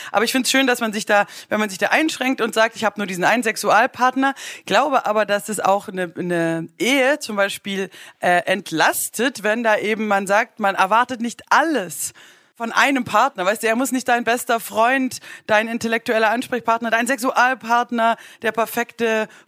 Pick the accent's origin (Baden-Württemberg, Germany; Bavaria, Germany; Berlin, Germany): Baden-Württemberg, Germany; ich als Schwäbin spare Mursch.